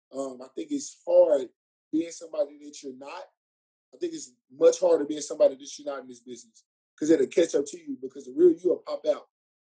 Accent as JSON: {"language": "English", "town": "Dallas", "region": "Texas", "country": "United States", "lives_now": "Houston, United States", "said": "I'm from Dallas, not far from home."}